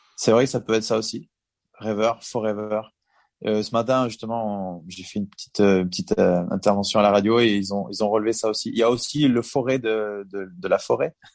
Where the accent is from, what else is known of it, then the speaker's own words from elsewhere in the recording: Bordeaux, Nouvelle-Aquitaine, France; On était quand même chez nous à Bordeaux